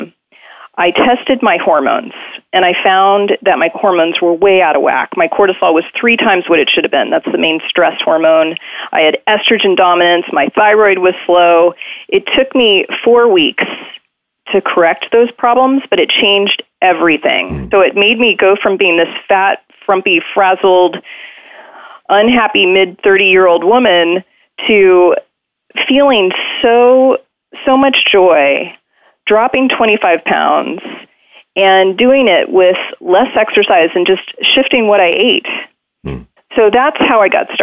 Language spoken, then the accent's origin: English; Maryland, United States; I was raised in Maryland, suburban Maryland